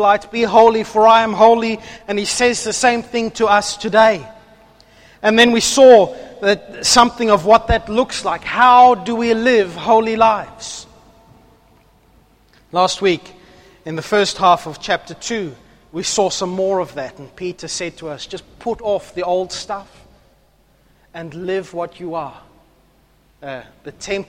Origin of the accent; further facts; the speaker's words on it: South Africa; now in Australia; I'm South African.